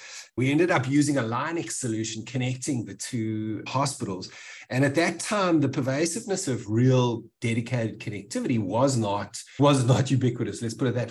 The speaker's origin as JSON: {"language": "English", "country": "South Africa", "tie": "born or raised there", "said": "growing up in South Africa"}